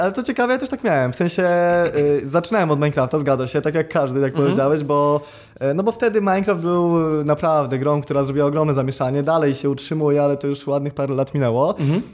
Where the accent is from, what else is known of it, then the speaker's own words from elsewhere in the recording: Ostróda, Warmian-Masurian Voivodeship, Poland; also born or lived in Olsztyn; generalnie wychowywałem się w Ostrudzie